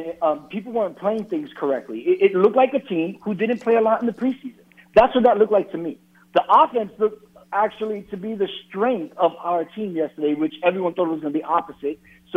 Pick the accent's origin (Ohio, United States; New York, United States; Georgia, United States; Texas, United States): New York, United States; I grew up in New York.